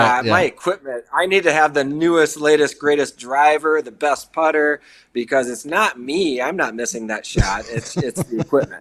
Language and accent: English; Sioux Falls, South Dakota, United States; now in Fargo, United States; I am from Sioux Falls, South Dakota.